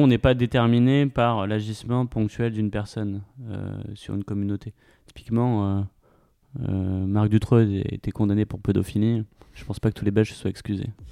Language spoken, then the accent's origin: French; Val-de-Marne, Île-de-France, France; j'ai passé mon enfance euh, dans le Val-de-Marne, dans une ville plutôt petite bourgeoise.